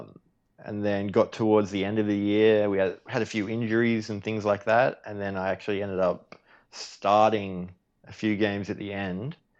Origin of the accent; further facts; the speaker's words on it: Australia; me being Australian